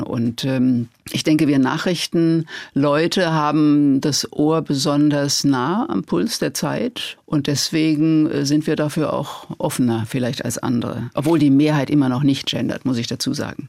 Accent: Worms, Rhineland-Palatinate, Germany; bei uns in Worms

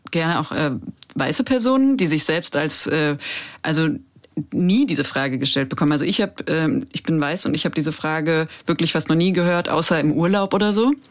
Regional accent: Frankfurt, Hesse, Germany; Ich komme aus Frankfurt ich komme aus Frankfurt, fertig.

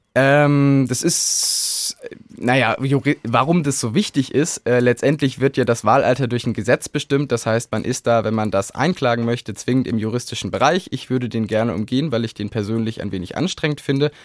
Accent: Kassel, Hesse, Germany; bei uns in Kassel die Wahl zur Stadtverordnetenversammlung

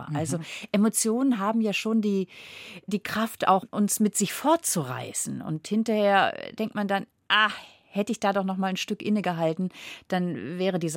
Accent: Flensburg, Schleswig-Holstein, Germany; Aber ich komme ja vom Meer, ich komme von Flensburg. Das heißt, ich bin an der Ostsee aufgewachsen.

